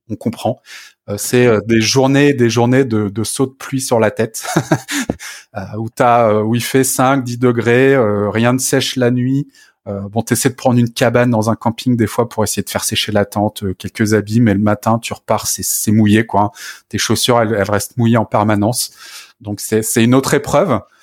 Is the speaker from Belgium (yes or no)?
no; France; chez nous en France